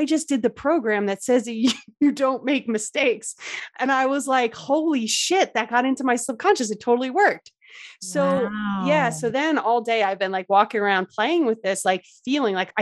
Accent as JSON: {"language": "English", "region": "New Jersey", "country": "United States", "tie": "born or raised there", "moved": "yes", "said": "I grew up in Jersey, so I just love the Jersey Shore."}